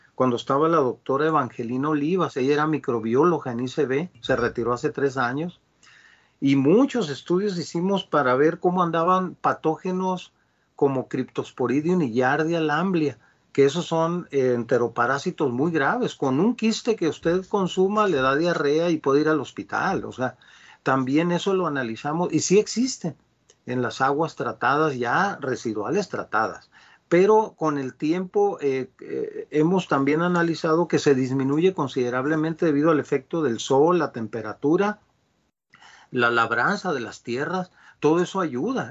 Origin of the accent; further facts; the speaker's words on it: Culiacán, Sinaloa, Mexico; yo soy de Sinaloa, de Culiacán.